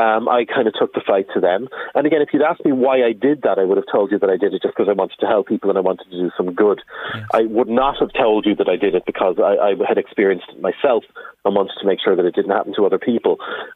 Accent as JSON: {"language": "English", "country": "Ireland", "said": "as a community, as the Irish people are standing up and saying, we stand with the abusers."}